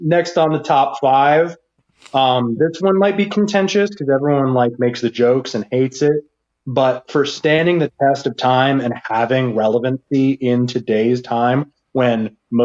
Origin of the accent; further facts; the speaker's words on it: Berks County, Pennsylvania, United States; I grew up in Berks County